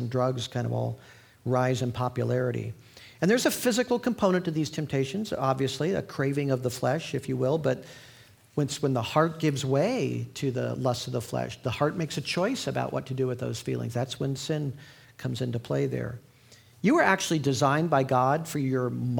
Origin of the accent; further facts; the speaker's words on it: Indiana, United States; my home state of Indiana